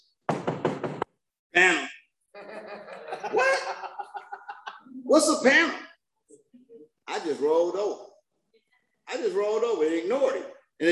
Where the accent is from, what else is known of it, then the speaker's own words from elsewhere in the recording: Detroit, Michigan, United States; I'm from Detroit